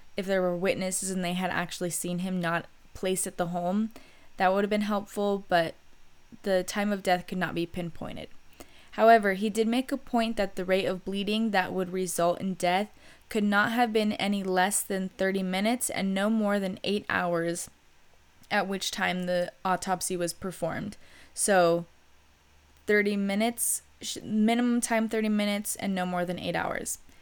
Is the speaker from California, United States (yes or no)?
yes; Riverside, California, United States; I was born and raised in Riverside, California